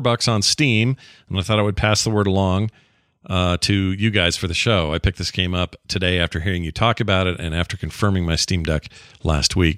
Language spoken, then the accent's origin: English; Utah, United States; I'm from Utah